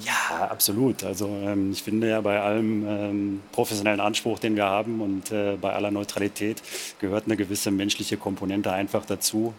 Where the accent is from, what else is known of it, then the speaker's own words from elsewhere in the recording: Niederkassel, North Rhine-Westphalia, Germany; in Niederkassel, wo ich herkomme